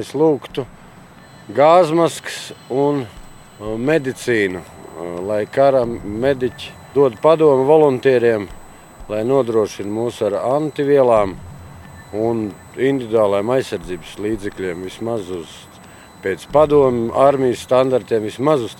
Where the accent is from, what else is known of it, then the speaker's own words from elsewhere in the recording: Riga, Latvia; Latvijas vienības karavīrs. Esmu no Rīgas, Grīziņkalna.